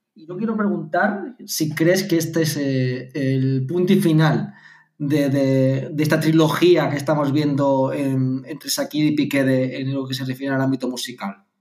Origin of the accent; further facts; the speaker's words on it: Martos, Andalusia, Spain; moved away; me iba a al ciber de allí del pueblo, en el caso Martos, eh, a escuchar eh, Cadena Ser eh, online porque mm, no sé por qué motivo la FM de la Ser no funcionaba en mi pueblo